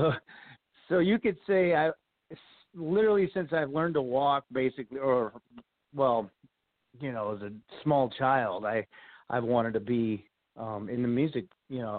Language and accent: English; Springfield, Missouri, United States; moved away as an adult; also born or lived in West Plains, Missouri; now in Las Vegas, United States; I grew up in the Midwest, in West Plains in Springfield, Missouri. That's where I'm originally from.